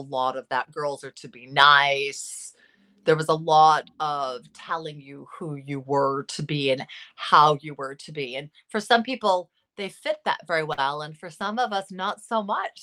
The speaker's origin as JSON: {"language": "English", "town": "Los Angeles", "region": "California", "country": "United States", "tie": "born or raised there", "said": "L A. Yeah, I, I'm, I'm almost sixty"}